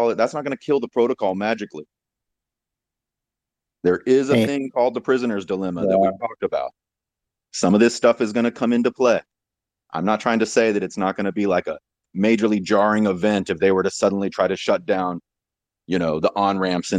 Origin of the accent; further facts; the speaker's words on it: Texas, United States; growing up in Texas